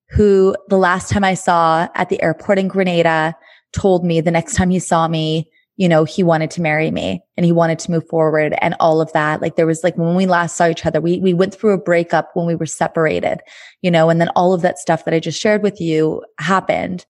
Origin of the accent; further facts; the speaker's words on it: Thunder Bay, Ontario, Canada; moved away as an adult; also born or lived in Montreal; in Thunder Bay, my hometown.